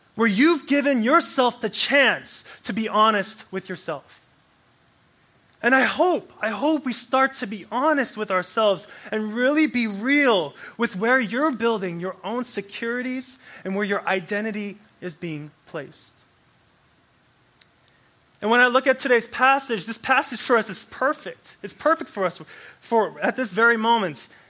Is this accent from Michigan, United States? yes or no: no; Anchorage, Alaska, United States; I grew up in Anchorage, Alaska, right? Anchorage, Alaska, 907. Hey. I grew up there